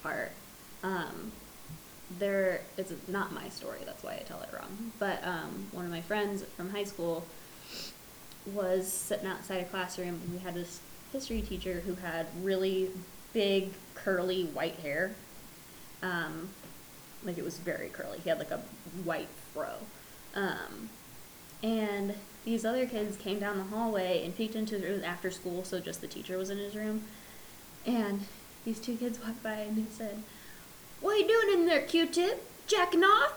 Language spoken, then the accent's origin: English; California, United States; I'm from California